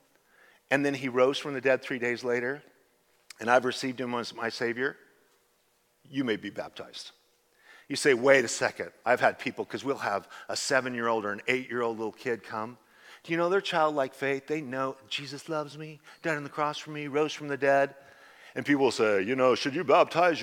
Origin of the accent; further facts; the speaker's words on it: Idaho, United States; now in Southern California, United States; I'm from Idaho.